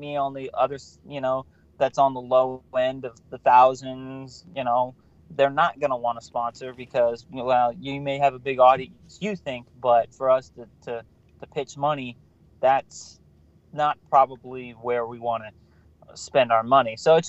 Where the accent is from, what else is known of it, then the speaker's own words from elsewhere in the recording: California, United States; I'm from California